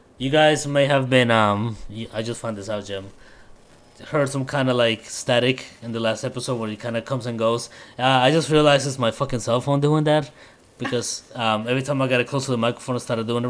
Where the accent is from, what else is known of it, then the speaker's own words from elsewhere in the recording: Colombia; moved away; I'm Colombian